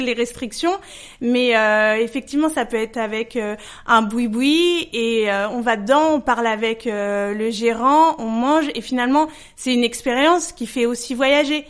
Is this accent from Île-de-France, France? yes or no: yes; Paris, Île-de-France, France; je suis parisienne et je suis née à Paris